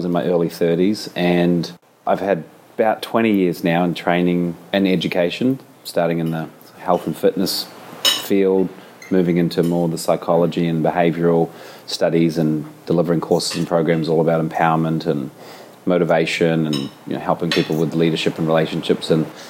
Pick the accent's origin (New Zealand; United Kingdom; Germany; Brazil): New Zealand; accent: New Zealand; I reside in Auckland, New Zealand. I am a New Zealander, as you can probably tell from the accent.